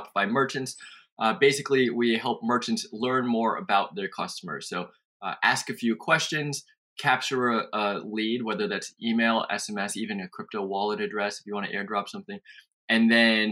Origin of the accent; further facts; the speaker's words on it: New York City, New York, United States; moved away as an adult; also born or lived in California / San Francisco; now in Austin, United States; I was born and raised in New York City, and lived on the East Coast for most of my life